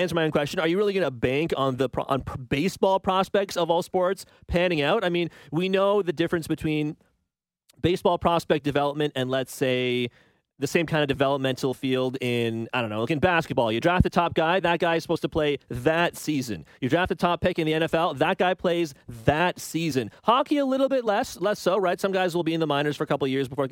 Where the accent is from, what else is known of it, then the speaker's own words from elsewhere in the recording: Toronto, Ontario, Canada; Scarborough, that's where I'm from